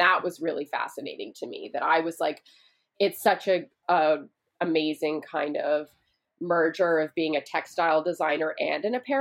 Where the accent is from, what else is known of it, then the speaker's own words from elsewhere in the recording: Vancouver, British Columbia, Canada; now in United States; I grew up in Vancouver, Canada